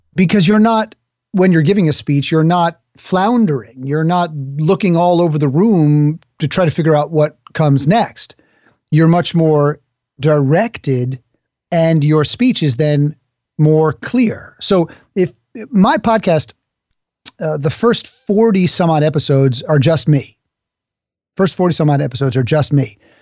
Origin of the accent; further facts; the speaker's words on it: New York, United States; I'm from New York. New Yorkers talk quickly.